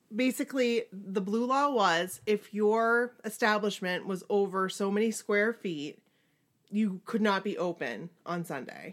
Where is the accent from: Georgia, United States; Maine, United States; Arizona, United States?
Maine, United States; We're from Maine.